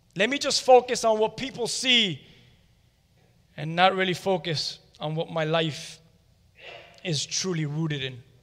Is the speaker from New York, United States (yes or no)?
no; Miami, Florida, United States; We're all from Hialeah or from around this area. And I'll be honest with you, I'm from more of the Westchester area